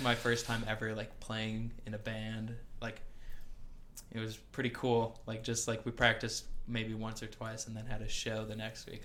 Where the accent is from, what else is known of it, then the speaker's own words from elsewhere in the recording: Milwaukee, Wisconsin, United States; I'm from like the south side of Milwaukee, closer towards the airport